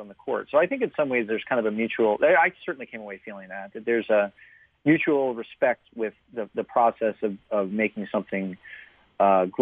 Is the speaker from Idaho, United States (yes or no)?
no; southeastern Oklahoma, United States; also born or lived in Seattle, Washington; we moved to Oklahoma, where a lot of my family has roots dating back generations